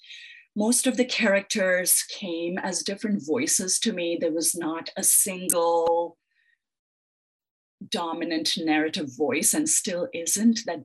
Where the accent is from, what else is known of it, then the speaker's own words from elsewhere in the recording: Mumbai, Maharashtra, India; moved away as an adult; now in United States; I grew up in Mumbai.